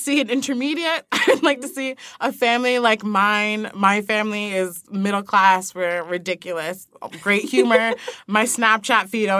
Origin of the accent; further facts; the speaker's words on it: New York, United States; I live in middle of nowhere, New York